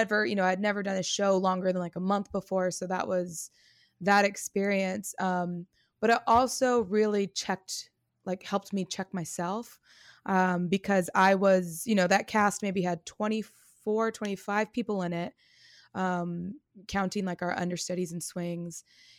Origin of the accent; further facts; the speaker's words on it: California, United States; moved away as an adult; I am from the Bay Area in California. Mm-hmm. I lived there until I was about 24.